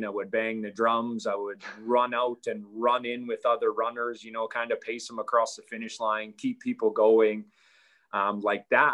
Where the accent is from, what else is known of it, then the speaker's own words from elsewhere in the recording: Canada; growing up in Canada, I played hockey my whole life